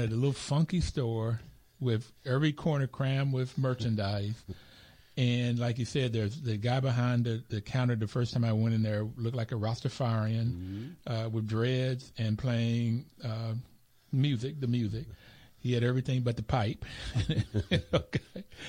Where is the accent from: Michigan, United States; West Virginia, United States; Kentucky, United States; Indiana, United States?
West Virginia, United States; Bluefield; now in Washington, D.C., United States; I grew up in Bluefield, West Virginia